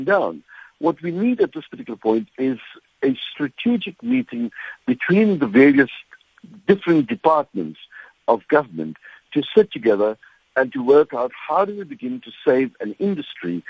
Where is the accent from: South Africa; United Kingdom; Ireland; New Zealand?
South Africa